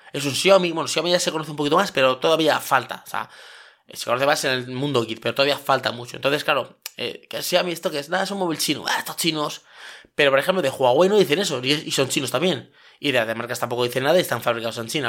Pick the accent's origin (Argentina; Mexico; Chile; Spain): Spain